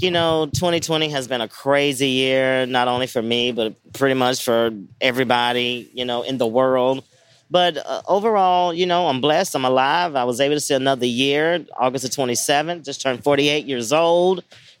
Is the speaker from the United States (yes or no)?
yes; Memphis, Tennessee, United States; growing up in Memphis, Tennessee, I grew up watching Memphis wrestling.